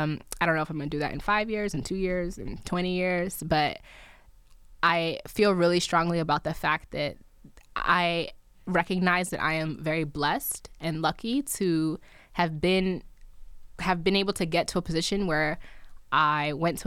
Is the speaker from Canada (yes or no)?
no; Nigeria; I'm Nigerian. My husband's from Kenya. So we would like to at some point go back home because that's still home.